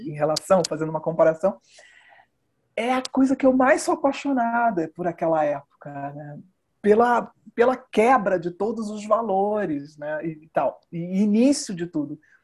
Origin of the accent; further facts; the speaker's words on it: Brazil; Eu sou brasileira, eu percorri uma vida de uma profissional brasileira